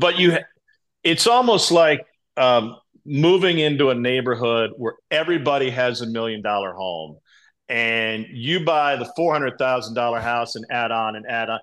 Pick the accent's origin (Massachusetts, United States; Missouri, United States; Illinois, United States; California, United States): Missouri, United States; Columbia; I grew up in Columbia